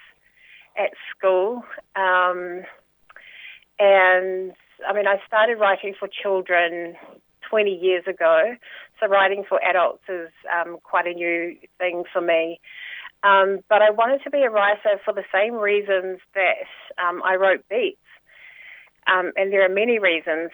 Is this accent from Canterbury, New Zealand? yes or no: no; Porirua, Wellington, New Zealand; So I grew up in Porirua in the 1970s, 80s, so I have that second-generation Cook Islander experience in New Zealand